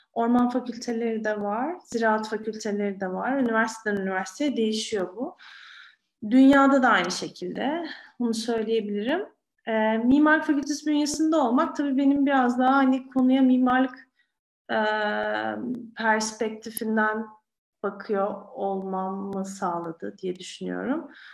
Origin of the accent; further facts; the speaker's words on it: Istanbul, Turkey; İstanbul'da doğdum, büyüdüm.